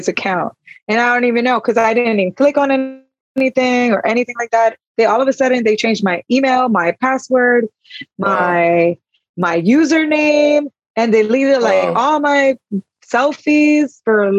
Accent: Miami, Florida, United States; I'm from Miami

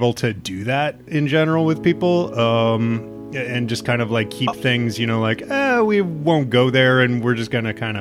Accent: Nebraska, United States; moved away; I'm from Nebraska

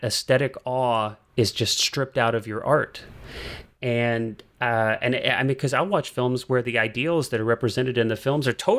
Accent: St. Charles, Missouri, United States; I grew up outside of St. Louis, Missouri, in the suburbs of St. Louis, and like pretty far out from St. Louis

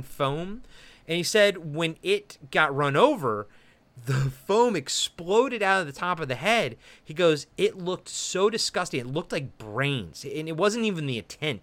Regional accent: Baltimore, Maryland, United States; moved away; I'm from Baltimore

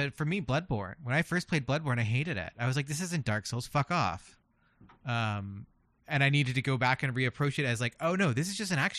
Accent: Philadelphia, Pennsylvania, United States; we're from Philadelphia

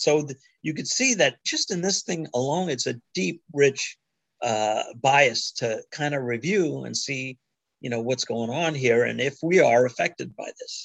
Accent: New York, United States; I was born in New York

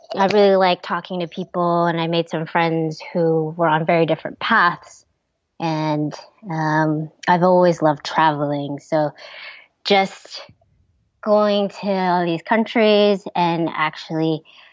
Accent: Ohio, United States; moved away as an adult; also born or lived in Taiwan; I grew up in Ohio

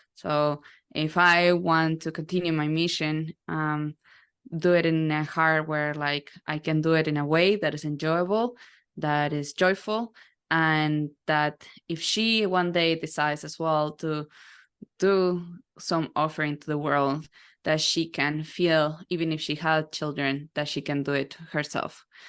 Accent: Uruguay; now in United States; so I'm originally from South America, Uruguay. I was born as the first, second generation there

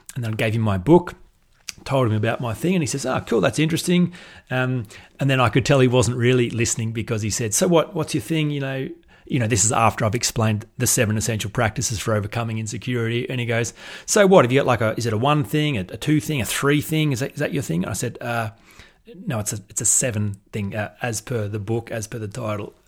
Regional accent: Australia; accent: Australian drawl; I was from Australia

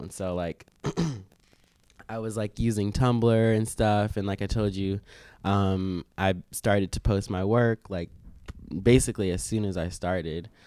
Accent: Maryland, United States; moved away as an adult; now in New York City, United States; I'm already from Maryland

